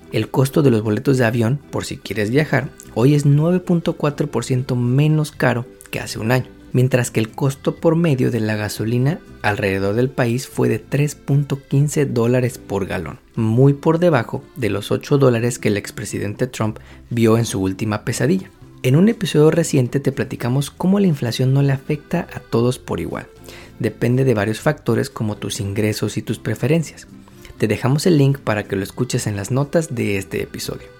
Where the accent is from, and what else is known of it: Mexico